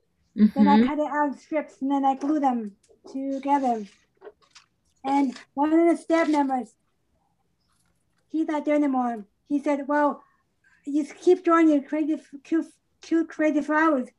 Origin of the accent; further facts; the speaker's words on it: Long Island, New York, United States; moved away; I'm from Long Island, New York.